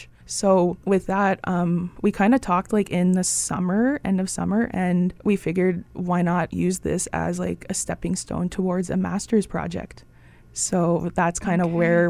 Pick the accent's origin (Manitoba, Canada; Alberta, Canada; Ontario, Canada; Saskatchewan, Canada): Manitoba, Canada; Thompson; now in Winnipeg, Canada; I grew up in Thompson, Manitoba as well.